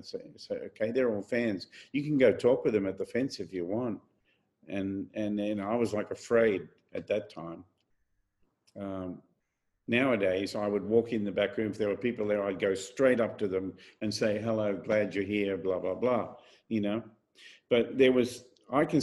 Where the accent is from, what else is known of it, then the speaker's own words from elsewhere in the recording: Australia; my home country